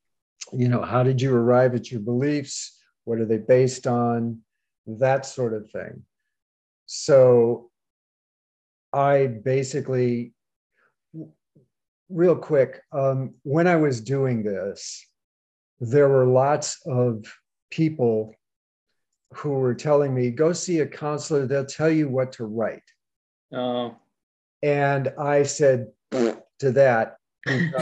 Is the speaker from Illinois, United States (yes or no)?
yes; Chicago, Illinois, United States; moved away; Chicago, but I'm going to California